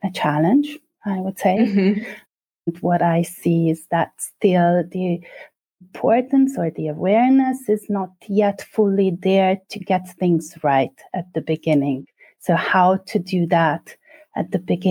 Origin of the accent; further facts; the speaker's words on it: Budapest, Hungary; moved away; I'm originally from Budapest, Hungary